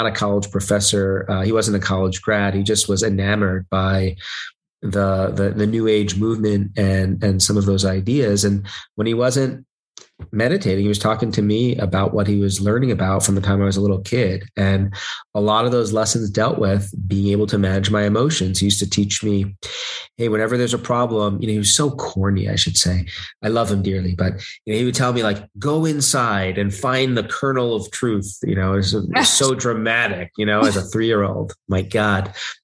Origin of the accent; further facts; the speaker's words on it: New York City, New York, United States; when I was a kid growing up in Brooklyn